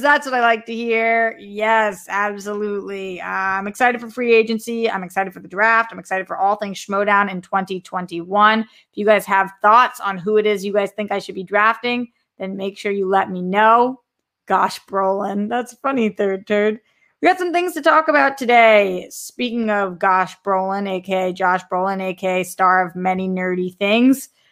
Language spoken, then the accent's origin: English; Boston, Massachusetts, United States; I'm from Boston